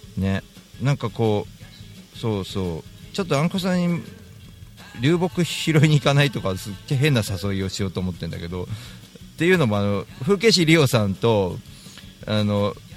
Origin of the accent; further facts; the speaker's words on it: Tokyo, Japan; 池上本門寺とかが近い場所が僕らの地元